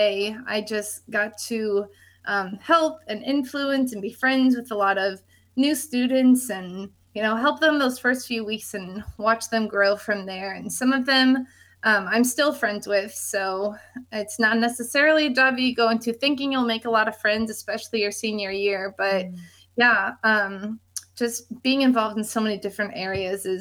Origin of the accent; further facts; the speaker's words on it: Chicago area, Illinois, United States; moved away; I'm originally from the Chicago area. I grew up about an hour-ish north of the city